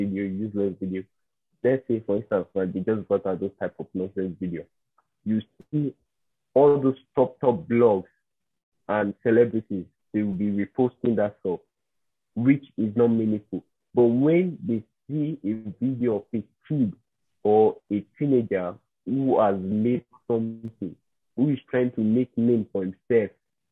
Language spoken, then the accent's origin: English; South Edo State, Nigeria; I'm from South Edo State